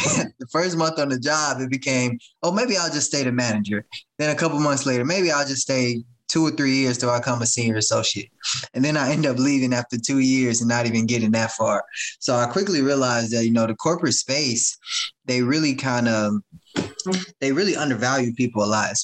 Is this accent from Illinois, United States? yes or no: yes; Chicago, Illinois, United States; I grew up in the South suburbs of Chicago